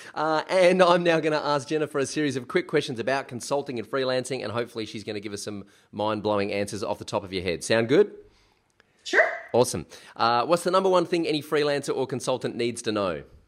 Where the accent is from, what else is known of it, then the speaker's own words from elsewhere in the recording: South Australia, Australia; South Australia, which is where I come from